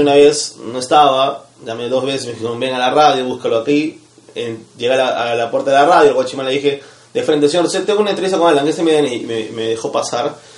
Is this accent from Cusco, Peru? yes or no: yes; Cusco, Peru; now in Lima, Peru; vengo de Cusco